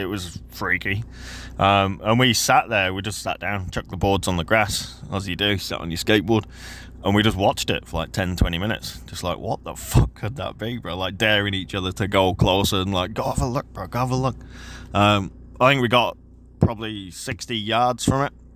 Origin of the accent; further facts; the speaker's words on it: Yorkshire and the Humber, United Kingdom; now in New Zealand; I'm obviously not from New Zealand originally. I grew up in, um, England, Yorkshire specifically.